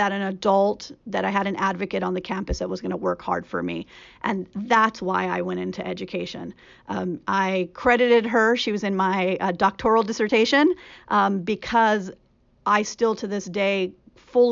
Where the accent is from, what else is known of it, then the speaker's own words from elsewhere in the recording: California, United States; also born or lived in Richmond, California / Los Angeles, California / Central Valley, California; I was born in Richmond, which is outside of, it's in the Bay Area, and lived in Richmond and in Los Angeles, and then in the Central Valley in California